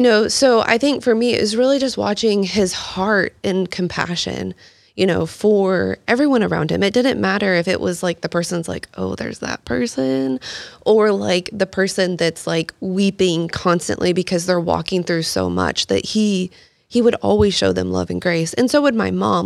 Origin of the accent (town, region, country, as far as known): Texas, United States; born or raised there; also born or lived in Palmdale, California / Lancaster, California / Houston, Texas / North Carolina